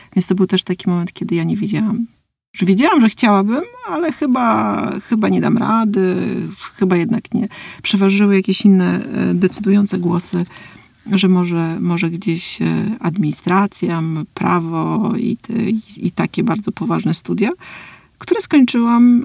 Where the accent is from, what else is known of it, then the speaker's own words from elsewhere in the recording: Warmian-Masurian Voivodeship, Poland; ja się wychowywałam na Mazurach